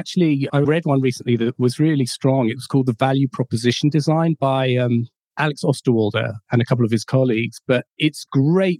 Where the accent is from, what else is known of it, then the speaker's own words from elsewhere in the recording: London, United Kingdom; I was born and raised in London, in England